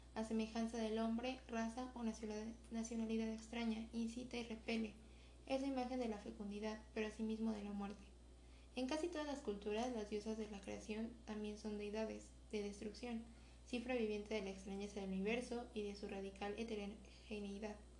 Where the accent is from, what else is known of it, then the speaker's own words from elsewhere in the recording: Mexico; como mexicanos